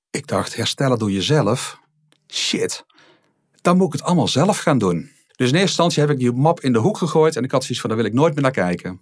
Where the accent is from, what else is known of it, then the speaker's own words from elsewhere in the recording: Rijen, North Brabant, Netherlands; also born or lived in Alkmaar; in Alkmaar ben ik opgegroeid en we zijn op een gegeven moment toen ik een jaar of vijf was verhuisd naar het Brabantse Rijen